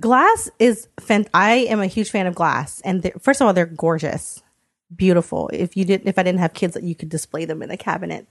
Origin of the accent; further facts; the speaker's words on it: United States; I was born in the States